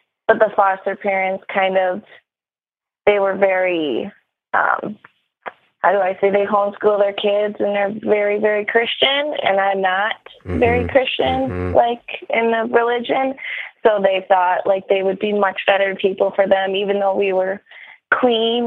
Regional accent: Midwest, United States; I'm from the Midwest

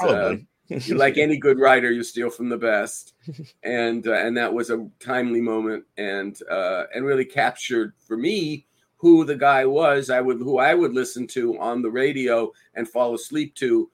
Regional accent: Los Angeles, California, United States; We're from Los Angeles

